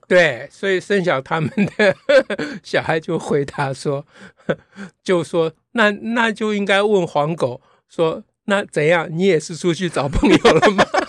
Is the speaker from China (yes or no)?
no; Taiwan; 这都怪国民党小时候不准我讲台语